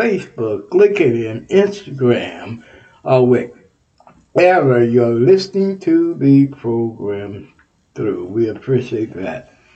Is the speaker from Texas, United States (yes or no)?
yes; Texas, United States; I'm from Texas